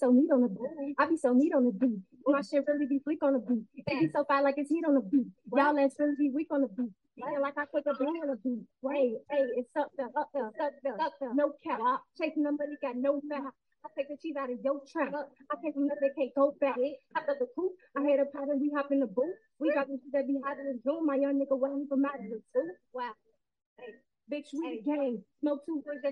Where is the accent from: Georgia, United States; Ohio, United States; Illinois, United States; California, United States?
Illinois, United States; Chicago; I'm 29 years old, and I'm from Chicago, Illinois